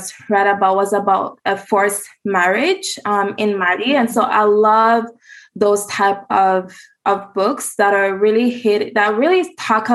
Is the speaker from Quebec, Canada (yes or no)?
yes; Montreal, Quebec, Canada; I was born and raised in Montreal, Quebec